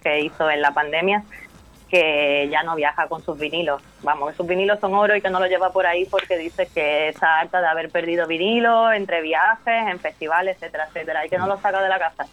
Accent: Estepona, Andalusia, Spain; Yo soy de Cepona, Málaga

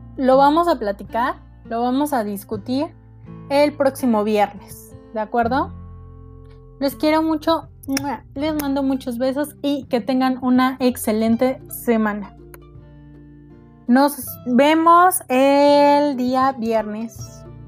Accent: Mexico; nos conocemos como mexicanos

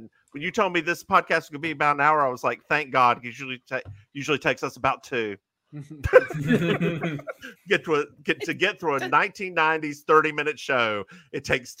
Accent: Raleigh, North Carolina, United States; I'm from Raleigh, North Carolina.

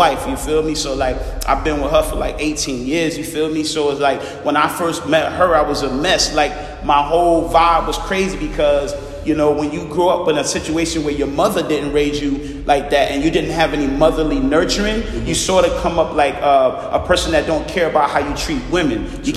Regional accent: Savannah, Georgia, United States; also born or lived in Harlem, New York / Broward County, Florida; now in Florida, United States; I was raised in Savannah, Georgia

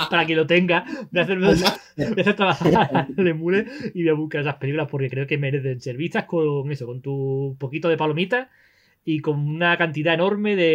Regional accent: Málaga, Andalusia, Spain; somos de Málaga

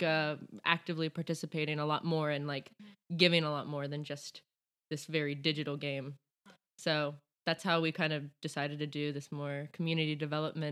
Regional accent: around Baltimore and DC, Maryland, United States; moved away as an adult; now in Stockholm, Sweden; I am from the US, from around Baltimore and DC, right between those two

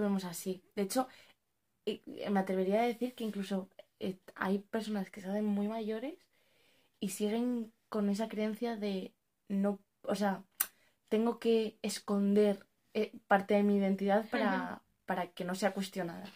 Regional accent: Spain; also born or lived in Morocco (parents' origin); hemos nacido en España o bueno, nos hemos criado toda nuestra vida aquí

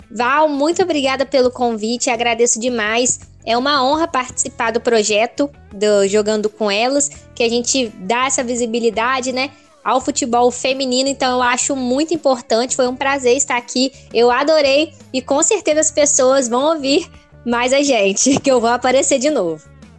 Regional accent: Espírito Santo, Brazil; sou capixaba

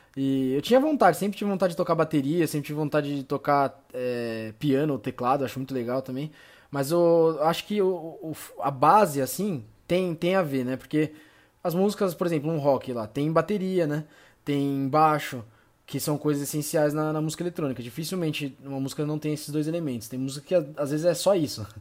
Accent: São Caetano do Sul, São Paulo, Brazil; sou de São Caetano

